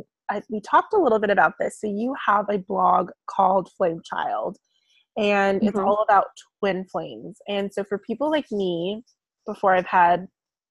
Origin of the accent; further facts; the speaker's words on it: Bonita, California, United States; moved away; I grew up kind of in the more suburb area called Bonita.